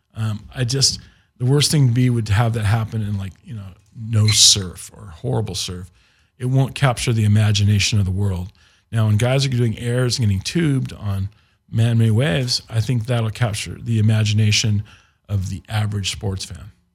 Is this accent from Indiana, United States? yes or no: yes; Indiana, United States; we're from Indiana and we're, we're Indy guys